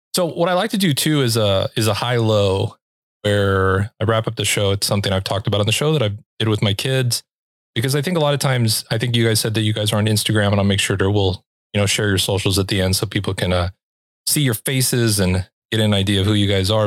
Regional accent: Los Angeles, California, United States; moved away; I'm from Los Angeles

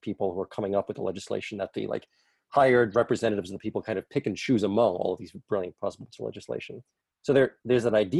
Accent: New York City, New York, United States; I grew up in the Bronx

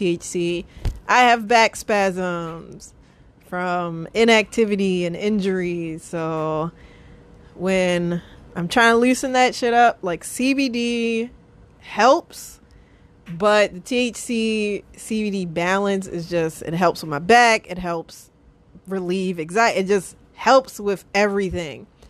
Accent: United States; I'm American

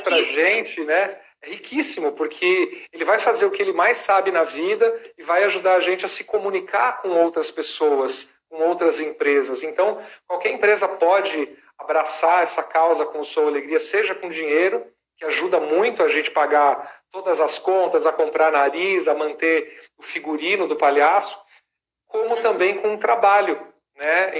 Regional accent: Brazil; also born or lived in Los Angeles; como bons brasileiros

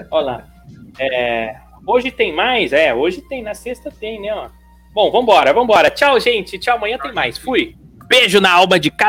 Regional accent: Campo Grande, Mato Grosso do Sul, Brazil; Ó, oh, Lucas, sou, sou de Campo Grande, mas tenho amigos de farda em Diadema.

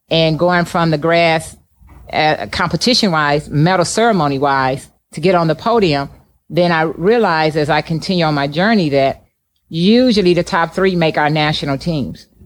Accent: Midwest, United States; growing up in the Midwest, I competed in the cold a lot and got tired of and just thinking

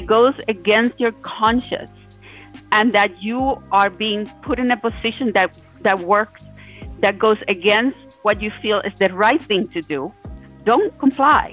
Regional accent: Cuba; now in United States; the way I grew up in Cuba

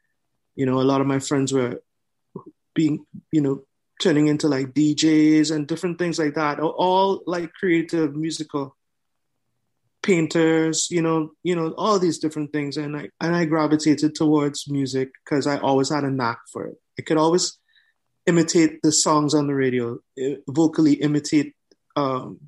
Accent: Trinidad & Tobago; also born or lived in Canada; now in Toronto, Canada; I was born in Canada, but I grew up in the Caribbean, Trinidad and Tobago to be exact

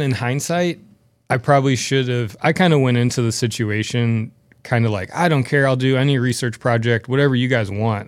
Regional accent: St. Louis, Missouri, United States; growing up in Saint Louis

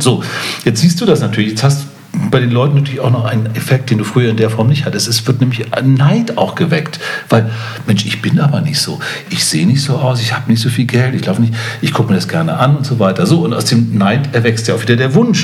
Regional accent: Hamburg, Germany; auch als Hamburger

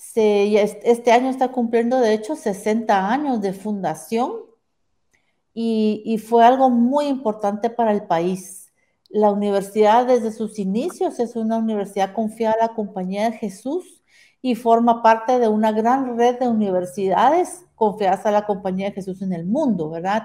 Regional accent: Guatemala; soy de Guatemala, toda mi vida he vivido aquí

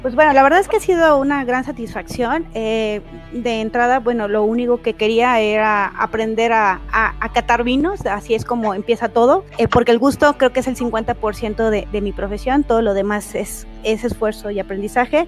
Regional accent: Mexico; como mexicana

